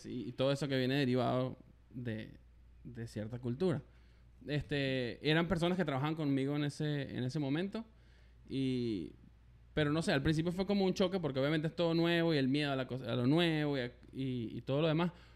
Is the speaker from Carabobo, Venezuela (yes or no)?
yes; Valencia, Carabobo, Venezuela; moved away as an adult; now in Canada; soy venezolano, por el acento ya lo saben, este, de Valencia.